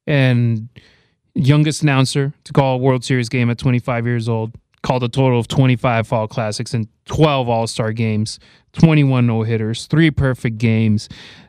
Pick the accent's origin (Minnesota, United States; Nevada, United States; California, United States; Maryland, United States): Nevada, United States; Las Vegas; They play in my hometown of Vegas.